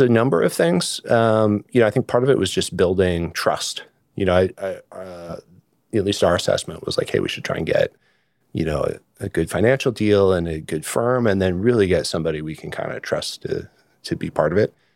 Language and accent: English; Sonoma County, California, United States; also born or lived in North Carolina; I grew up mostly in California, in Sonoma County